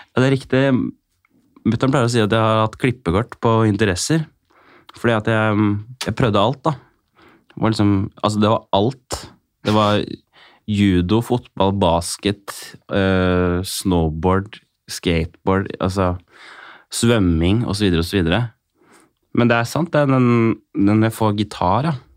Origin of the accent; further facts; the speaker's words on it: Kongsberg, Buskerud, Norway; der jeg er fra, altså Skålenborg, altså litt utafor Kongsberg